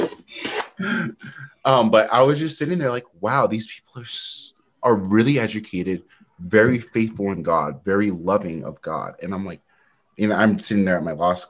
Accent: Eastern Washington, United States; also born or lived in Utah / California / North Carolina; I grew up in Eastern Washington, where there's not a lot of diversity

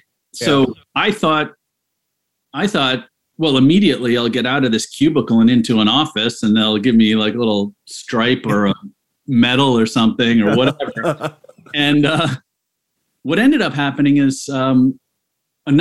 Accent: Canada; now in New York, United States; I'm Canadian.

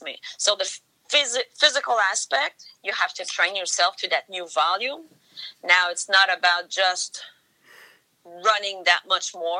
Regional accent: Canada; I'm Canadian. There's cold in winter here, too.

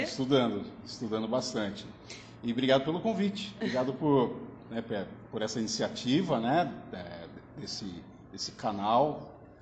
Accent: Minas Gerais, Brazil; moved away as an adult; now in Araraquara, Brazil; venho de Minas Gerais, estou em Araraquara há seis anos

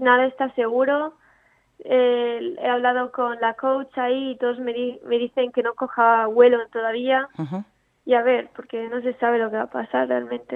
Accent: Italy; now in Spain; Yo soy italiana, nací en Italia, pero me mudé a España hace nueve años

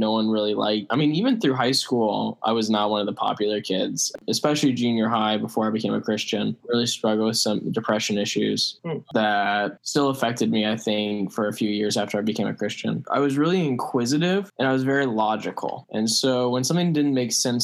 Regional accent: Florida, United States; I spent my childhood in Florida

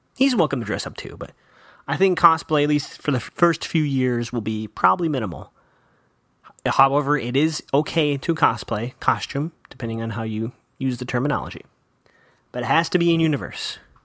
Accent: Chicago, Illinois, United States; I grew up in Chicago

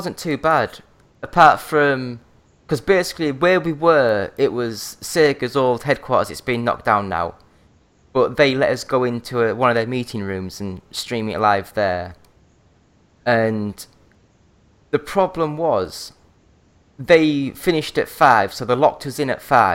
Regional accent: Yorkshire and the Humber, United Kingdom; now in Glasgow, United Kingdom; I'm from North Yorkshire

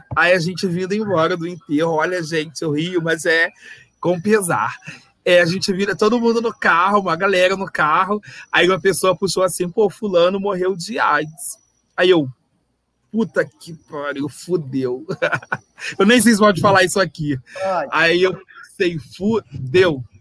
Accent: Rio de Janeiro, Brazil; accent: carioca; se vocês perceberem pelo sotaque, eu sou carioca

